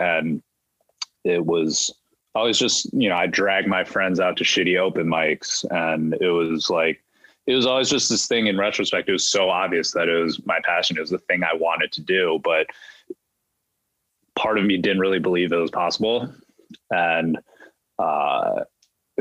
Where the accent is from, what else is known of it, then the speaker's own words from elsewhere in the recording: Ann Arbor, Michigan, United States; My parents immigrated to the U.S. from Taiwan. I grew up in Michigan in Ann Arbor